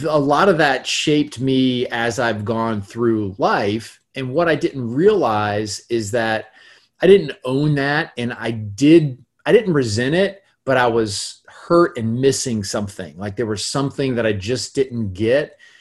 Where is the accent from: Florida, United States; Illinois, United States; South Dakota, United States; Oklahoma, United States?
Florida, United States; Gainesville; I was raised in North Florida, in Gainesville, Florida